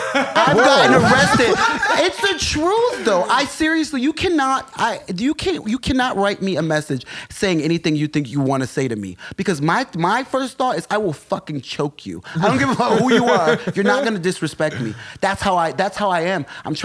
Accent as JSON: {"language": "English", "town": "Rochester", "country": "United States", "tie": "born or raised there", "accent": "white American dialect", "said": "I grew up in Rochester, yeah. I'm hood urban, you know, I'm from the hood and from the suburbs."}